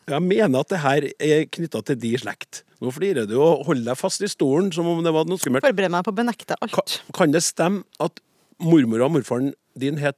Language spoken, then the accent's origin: Norwegian; Oslo, Norway; Jeg har vokst opp i områder i Oslo